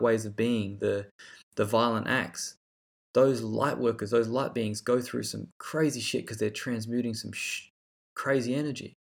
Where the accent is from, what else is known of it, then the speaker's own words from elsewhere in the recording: Australia; growing up in Australia